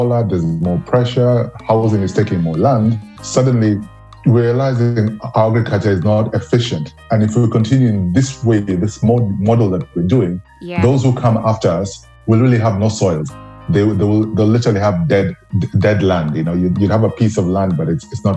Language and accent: English; Nairobi, Kenya; moved away; also born or lived in Siaya County; I grew up in Nairobi, but my parents had, I used to say, like 1 foot firmly planted in the village in where they came from, the ancestral home